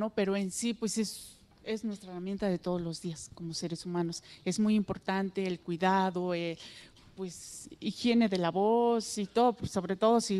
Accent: San Miguel el Grande, Oaxaca, Mexico; first language Mixtec; Spanish is a second language; Villa Guadalupe Victoria, San Miguel el Grande, Tlajiaco, el estado de Oaxaca. Ah, Sí, es una comunidad muy aislada y es hace muchísimo frío

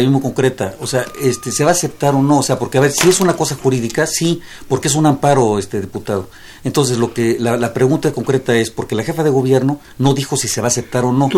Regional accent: Mexico City, Mexico; yo soy gente de la ciudad, aquí vivo y espero aquí morir porque aquí, esta es, este es mi patria chica. Eh, amo a la Ciudad de México

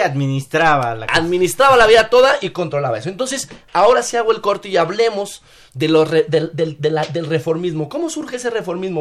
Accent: Mexico

